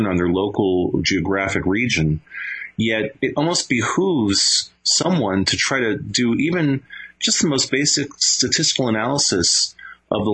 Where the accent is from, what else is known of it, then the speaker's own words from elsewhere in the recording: Venezuela; moved away; I grew up in South America, in Venezuela